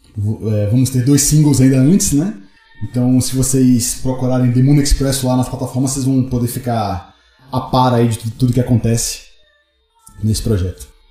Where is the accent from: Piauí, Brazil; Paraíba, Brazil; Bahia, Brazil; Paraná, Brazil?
Bahia, Brazil; Salvador; now in São Paulo, Brazil; Salvador é meu quintal, né? É onde eu cresci no rock lá